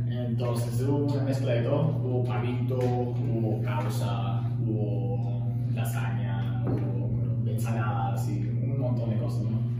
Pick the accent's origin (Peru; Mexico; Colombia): Peru; now in United States; Como peruanos